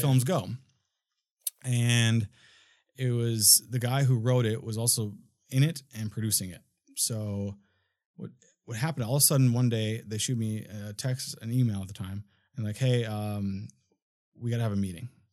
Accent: Minnesota, United States; now in Los Angeles, United States; I'm from Minnesota originally

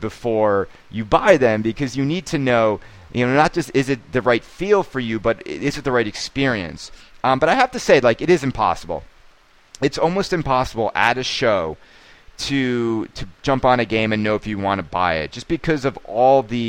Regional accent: New York, United States; as a New Yorker

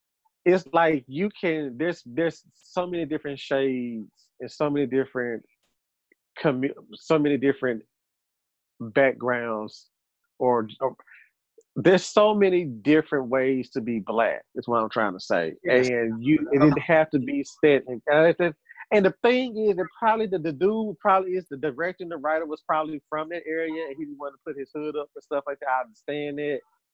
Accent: the Bible Belt, United States; We're in the Bible. We were raised in the Bible Belt.

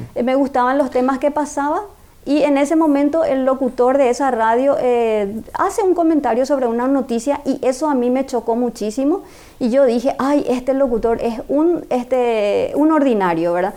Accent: Asunción, Paraguay; nací en Asunción, en la capital acá de Paraguay.

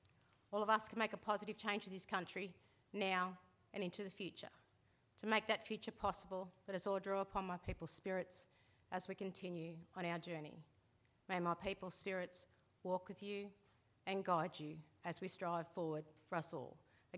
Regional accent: Cowra, New South Wales, Australia; Growing up in Cowra

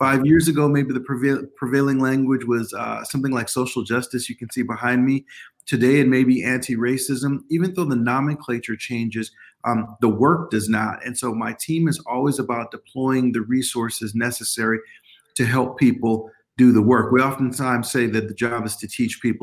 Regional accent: Oakland, California, United States; moved away as an adult; also born or lived in San Francisco, California; now in Iowa, United States; I was born in San Francisco, but grew up in Oakland, California

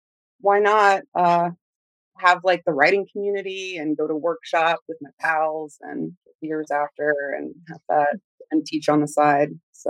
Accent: Carbondale, Illinois, United States; I'm from the Midwest. I'm from a little town called Carbondale, Illinois. It's like a college town surrounded by just rural rolling hills.

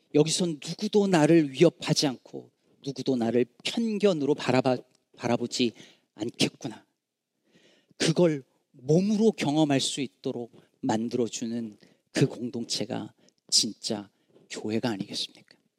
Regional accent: Jecheon, North Chungcheong, South Korea; born or raised there; moved away as an adult; now in Chicago, United States

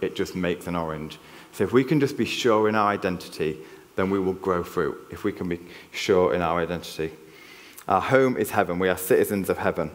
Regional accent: Yorkshire and the Humber, United Kingdom; accent: Yorkshire; now in Cheltenham, United Kingdom; I cannot hide my Yorkshire accent. You can take the lad out of Yorkshire, but you can't take the Yorkshire out of the lad

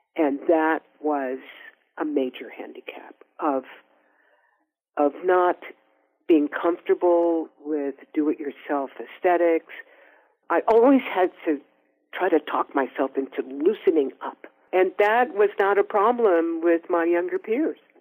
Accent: Oakland, California, United States; we're also both from Oakland.

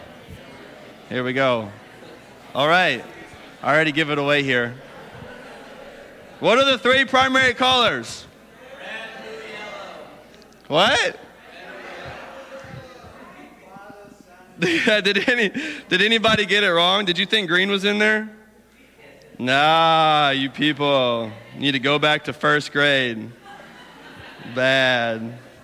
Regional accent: Alabama, United States; accent: southern; moved away; I'm from Alabama

